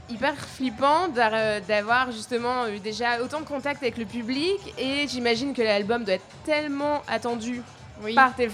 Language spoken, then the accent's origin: French; Lille, Hauts-de-France, France; Euh, pas loin de là je viens, parce que je viens de Lille, en France.